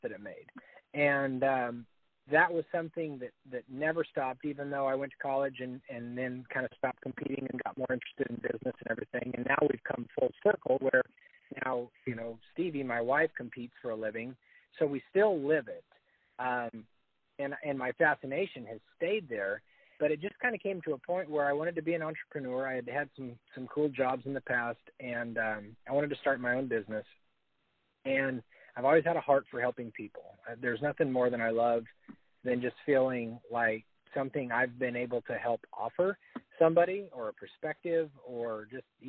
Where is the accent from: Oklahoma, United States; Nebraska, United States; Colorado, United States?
Colorado, United States; Northeast; I grew up in Northeast Colorado